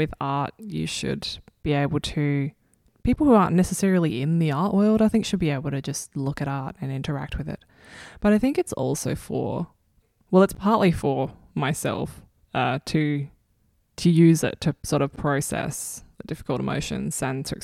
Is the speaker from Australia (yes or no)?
yes; Adelaide, South Australia, Australia; I was born in Adelaide